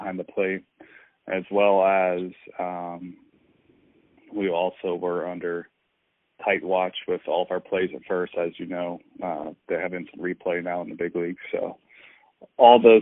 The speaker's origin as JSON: {"language": "English", "area": "just outside Atlanta", "region": "Georgia", "country": "United States", "tie": "born or raised there", "said": "I grew up in Georgia, just outside Atlanta"}